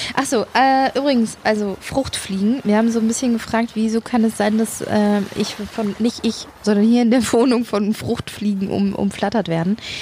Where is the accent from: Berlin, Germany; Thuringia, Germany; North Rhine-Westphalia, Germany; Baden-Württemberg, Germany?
North Rhine-Westphalia, Germany; Sauerland; als ich groß geworden bin im Sauerland.